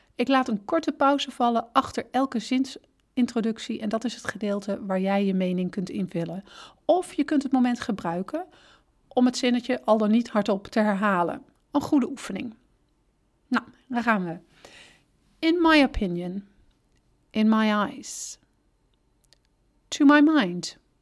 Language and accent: Dutch; Netherlands; wij als Nederlanders erg direct zijn